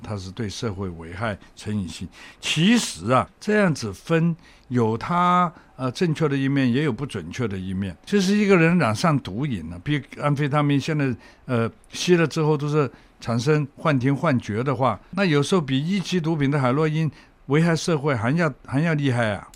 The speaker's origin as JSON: {"language": "Chinese", "country": "Hong Kong", "tie": "born or raised there", "said": "我从小在香港生长"}